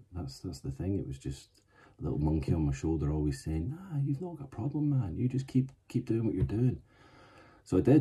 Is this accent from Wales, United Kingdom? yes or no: no; Glasgow, Scotland, United Kingdom; moved away as an adult; also born or lived in Aberdeen / Cambridgeshire / Manchester / Isle of Man; growing up in Glasgow in, you know, the 90s